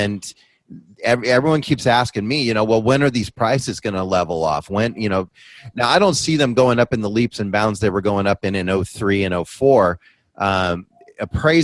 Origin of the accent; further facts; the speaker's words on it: San Francisco Bay Area, California, United States; now in San Diego, United States; I'm originally from the San Francisco Bay Area